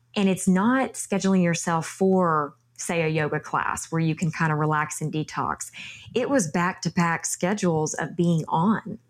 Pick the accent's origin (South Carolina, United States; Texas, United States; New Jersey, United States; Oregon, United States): Texas, United States; my home state of Texas